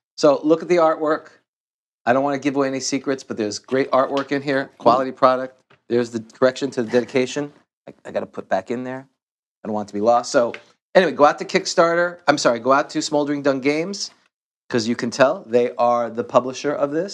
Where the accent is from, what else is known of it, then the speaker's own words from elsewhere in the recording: New York City, New York, United States; I grew up in Queens